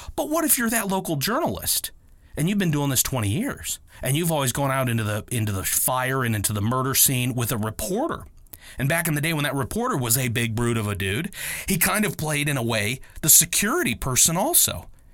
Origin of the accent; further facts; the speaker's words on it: Akron, Ohio, United States; a homegrown, like, uh, I am here in Akron, Ohio